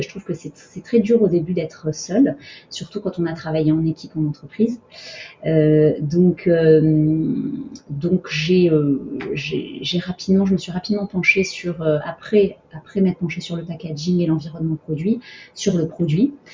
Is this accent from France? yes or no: yes; Montpellier, Occitania, France; also born or lived in Abidjan, Côte d'Ivoire; donc après l'Afrique, j'ai grandi en province à Montpellier.